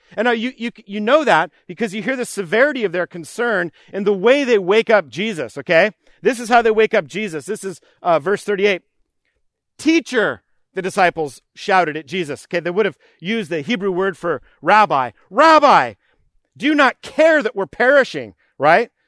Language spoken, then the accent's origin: English; New York, United States; as a child, we would go to Camp Spofford, which was named after Horatio Spofford, uh, growing up in New York.